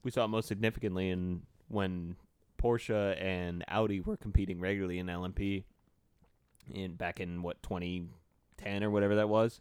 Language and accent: English; United States; as an American